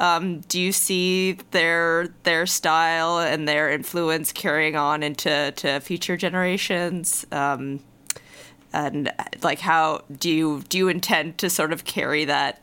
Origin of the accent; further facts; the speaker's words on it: California, United States; moved away; also born or lived in San Francisco; I'm from California and I lived in San Francisco for a while.